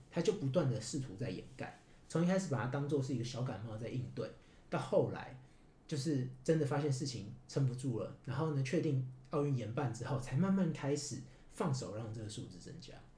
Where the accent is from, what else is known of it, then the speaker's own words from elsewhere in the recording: Taiwan; moved away as an adult; now in Japan; 我们台湾人